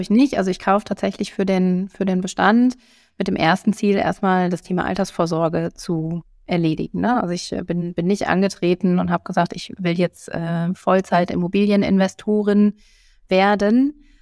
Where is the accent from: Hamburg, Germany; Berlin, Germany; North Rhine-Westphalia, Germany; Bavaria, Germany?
North Rhine-Westphalia, Germany; Bielefeld; moved away as an adult; also born or lived in Essen; now in Cologne, Germany; Da hatte ich mich für Bielefeld als Standort entschieden, weil das eben meine Geburtsstadt ist